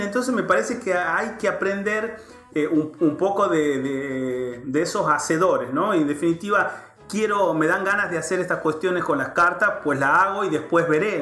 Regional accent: Tucumán, Argentina; moved away; yo soy tucumano

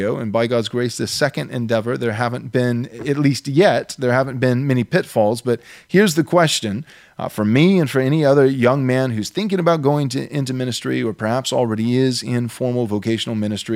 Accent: Texas, United States; moved away as an adult; also born or lived in Southern California; I moved to Texas. This is where I was born and raised.

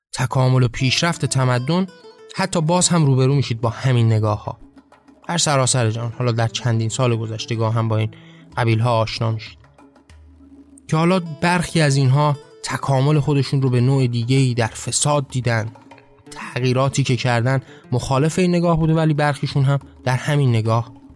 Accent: Iran; ما ایرانی هستیم ما در یک ایران اسلامی به دنیا آمدیم

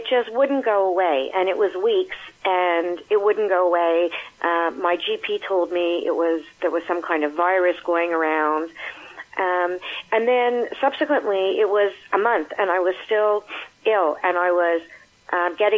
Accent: Montreal, Quebec, Canada; I live in Montreal, Quebec. I've been here all my life. I've grown up here.

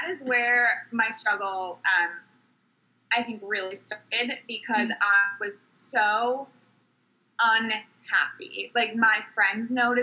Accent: Fairfield County, Connecticut, United States; I grew up in Fairfield County, so on the East Coast

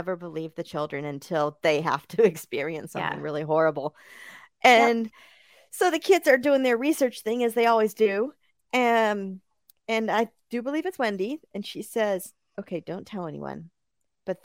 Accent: Bakersfield, California, United States; I'm from Bakersfield, California, where it's not that high tech. And so when I was a kid, they did still have the cards for a while.

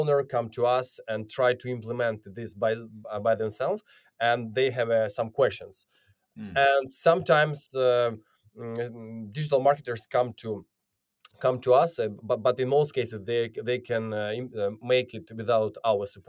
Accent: Ukraine; I'm originally from Ukraine

